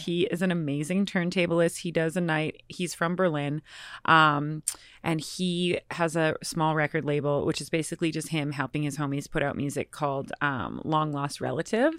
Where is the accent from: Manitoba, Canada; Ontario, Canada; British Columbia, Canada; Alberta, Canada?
British Columbia, Canada; Nelson; moved away; also born or lived in Boston / Bed-Stuy, New York / Vancouver; Grew up in British Columbia in a very small town called Nelson